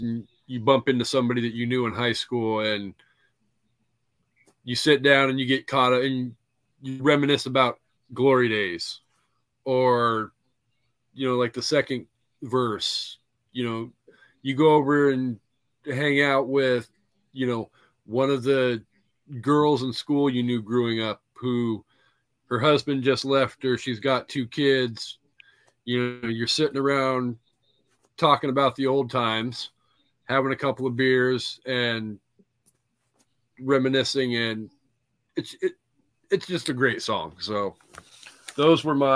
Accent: Washington, United States; I grew up in a little ass freaking town in Washington

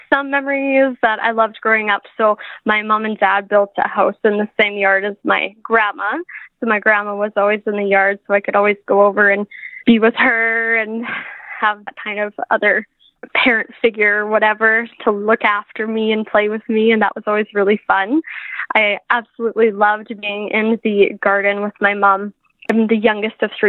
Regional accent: southern Saskatchewan, Canada; I'm from a small town in southern Saskatchewan. I grew up on a grain farm

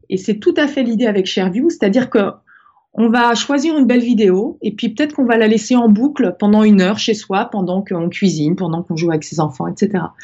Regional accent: Brittany, France; je suis née en Bretagne, au bord de la mer, dans une famille où on adorait la mer

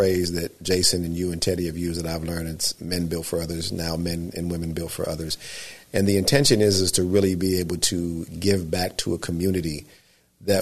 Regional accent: Southern California, United States; now in Northern California, United States; I'm not from Northern California. I'm from Southern California.

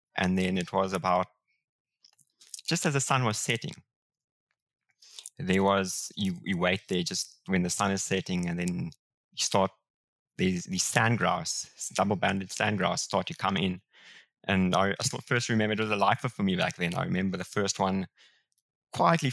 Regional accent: Pretoria, Gauteng, South Africa; also born or lived in Namibia; I was born in Pretoria

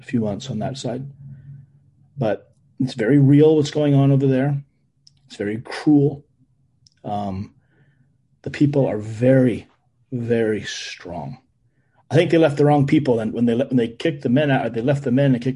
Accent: United States; I came back with an innate privilege to be an American

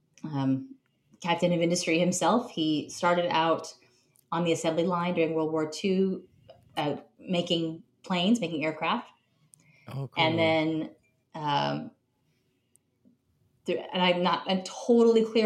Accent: Carmel, California, United States; the main street of my hometown, which is Carmel, California

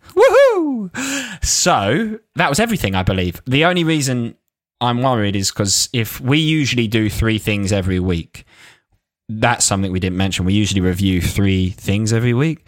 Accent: Essex, East of England, United Kingdom; I used to work in a Lacoste shop in, in, in Lakeside in Essex. So, shows you, shows you where I'm from

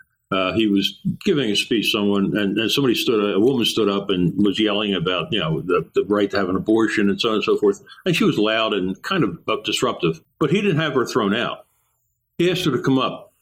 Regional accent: Philadelphia, Pennsylvania, United States; I grew up there

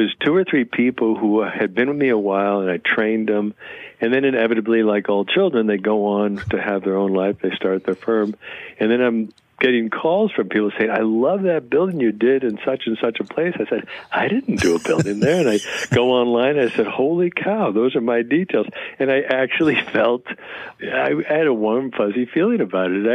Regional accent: Chicago, Illinois, United States; now in Kingston, United States; I grew up in Chicago on the South Side

